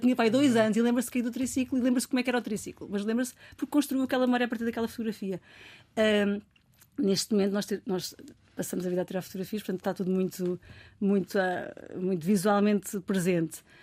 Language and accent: Portuguese; Almada, Setúbal, Portugal; eu sou da Almada